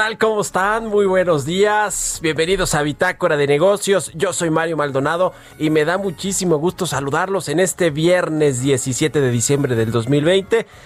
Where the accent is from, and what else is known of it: Mexico